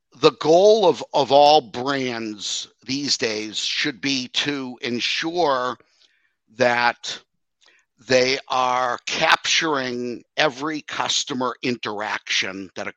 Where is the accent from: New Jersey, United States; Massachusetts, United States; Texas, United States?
Massachusetts, United States; Boston; moved away; also born or lived in New York; growing up in the Boston area, basic Dunkin' Donuts is how we grew up